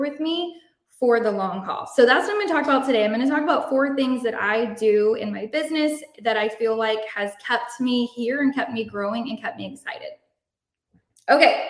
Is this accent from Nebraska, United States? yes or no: no; Shiner, Texas, United States; I'm from Shiner, Texas. I don't know if you know anything about Shiner, but it is literally a drop in the bucket, tiny town, 2,000 people.